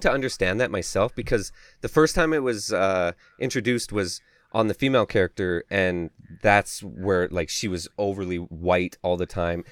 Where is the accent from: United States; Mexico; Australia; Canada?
Canada; I'm from Canada